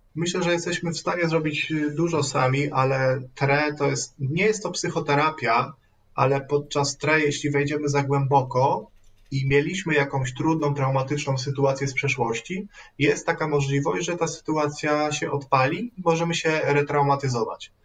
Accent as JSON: {"language": "Polish", "town": "Radom", "region": "Masovian Voivodeship", "country": "Poland", "said": "jestem z Radomia"}